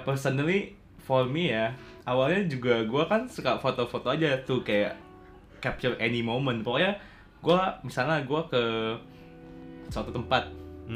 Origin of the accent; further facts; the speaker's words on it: Tarakan, North Kalimantan, Indonesia; moved away as an adult; also born or lived in Singapore; gue tuh berasal dari Tarakan, Kalimantan Utara